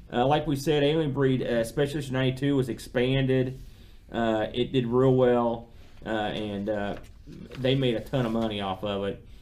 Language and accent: English; United States; being an American